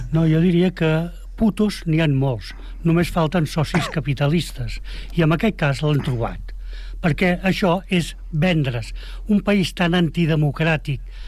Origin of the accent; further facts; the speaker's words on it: Catalonia, Spain; som catalans